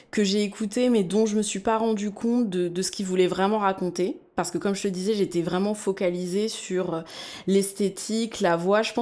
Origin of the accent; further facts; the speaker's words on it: France; born there; puisque je suis née en France.